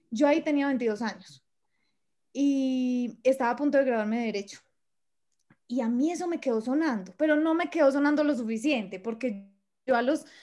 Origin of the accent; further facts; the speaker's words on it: Manizales, Caldas, Colombia; yo soy de Manizales